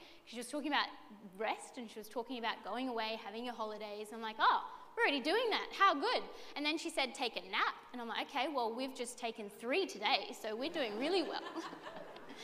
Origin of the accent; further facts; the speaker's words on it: Redcliffe, Queensland, Australia; I'm actually born and bred in Redcliffe